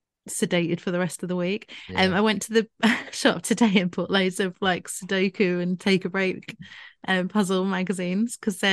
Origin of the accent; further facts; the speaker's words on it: Scotland, United Kingdom; I've got quite a high tolerance being Scottish, though.